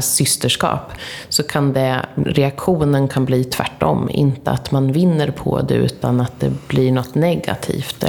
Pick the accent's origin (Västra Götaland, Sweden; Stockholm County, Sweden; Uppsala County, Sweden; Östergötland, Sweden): Östergötland, Sweden; Linköping; vi är ju från Linköping båda två